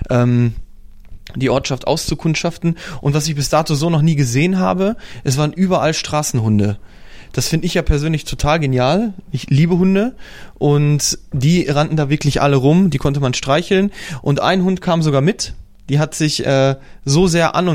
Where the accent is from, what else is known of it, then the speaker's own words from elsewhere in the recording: Poland; German is a second language; Zum Beispiel sagt man zu Auto Auto in Polen, also in dem Bereich, wo ich herkomme.